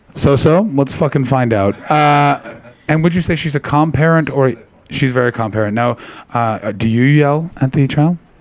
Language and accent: English; Canada; also born or lived in Britain; now in United Kingdom; being Canadian, it's a very big thing that people wear kilts to a wedding, and I, I did it before I, I, moved to Britain